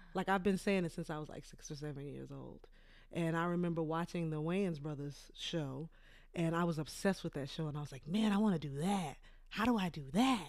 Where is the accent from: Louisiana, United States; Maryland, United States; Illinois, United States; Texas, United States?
Texas, United States; Port Arthur; moved away; I'm from Port Arthur, Texas.